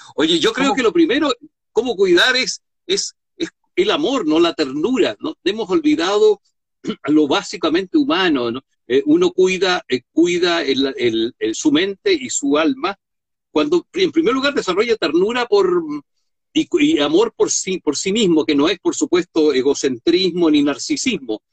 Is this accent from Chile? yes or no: yes; Chile; Los chilenos generalmente estamos enfermos de imagen